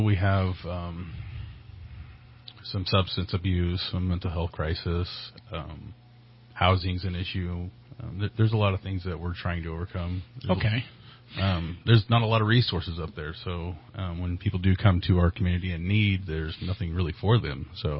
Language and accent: English; Burney, California, United States; I was born and raised in that community, and I was blessed to return to it as the station commander.